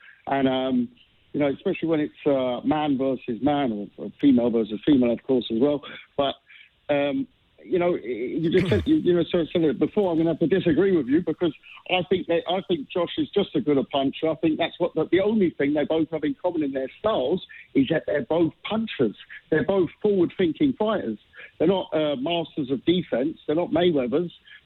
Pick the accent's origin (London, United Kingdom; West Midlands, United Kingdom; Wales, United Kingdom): London, United Kingdom; As a Londoner